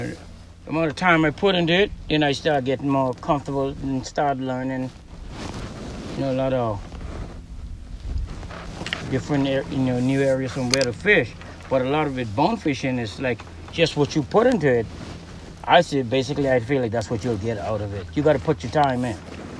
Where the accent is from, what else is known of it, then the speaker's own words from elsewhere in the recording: McLeanstown, Grand Bahama, Bahamas; In McLeanstown. It's from Eastern Lodge.